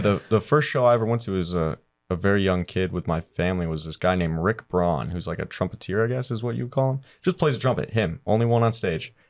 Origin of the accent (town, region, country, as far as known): Cleveland, Ohio, United States; born or raised there; moved away